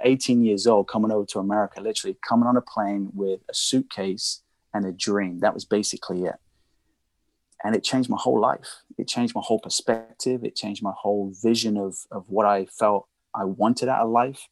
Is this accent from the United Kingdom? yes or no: yes; Reading, South East England, United Kingdom; moved away; I'm originally from England